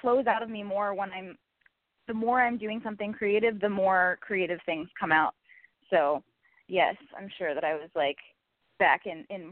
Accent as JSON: {"language": "English", "region": "North Florida", "country": "United States", "tie": "born or raised there", "accent": "twang", "moved": "yes", "lives_now": "Los Angeles, United States", "said": "growing up in North Florida on the farm. Like, I guess I have a little bit of a twang sometimes"}